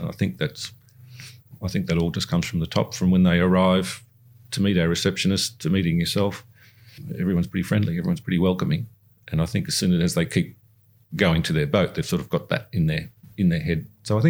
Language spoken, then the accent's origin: English; Singapore; it's the part of the growing up in Singapore, learn the Chinese culture